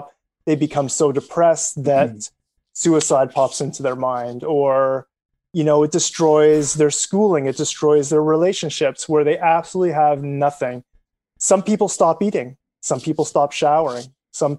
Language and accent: English; Canada; as a Canadian